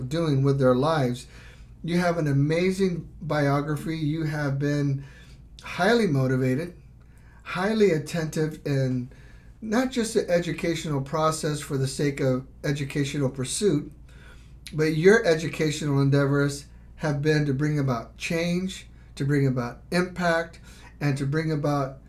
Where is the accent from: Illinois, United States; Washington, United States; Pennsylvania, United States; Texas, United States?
Texas, United States; I grew up in Texas, youngest of seven kids